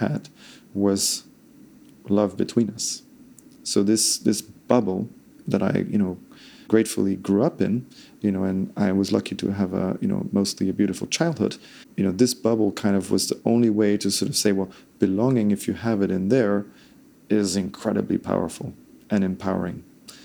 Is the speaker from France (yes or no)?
yes; France; I'm Danish and Italian. I grew up in France.